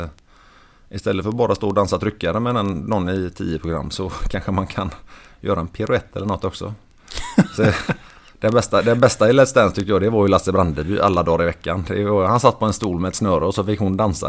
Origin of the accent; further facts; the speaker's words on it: Sweden; Och vi är ju svenskar